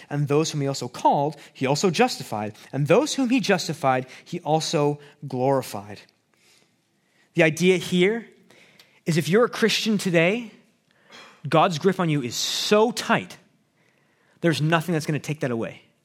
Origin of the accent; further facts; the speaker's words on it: Abbotsford, British Columbia, Canada; also born or lived in Chicago; I grew up in Abbotsford